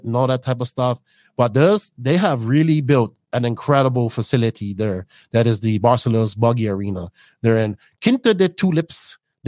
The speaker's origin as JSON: {"language": "English", "country": "Bermuda", "tie": "born or raised there", "said": "I grew up around a big Portuguese culture in Bermuda"}